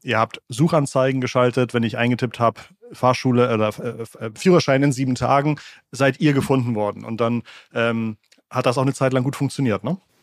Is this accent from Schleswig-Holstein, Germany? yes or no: yes; Schleswig-Holstein, Germany; Ich bin äh, in einem Dorf in Schleswig-Holstein aufgewachsen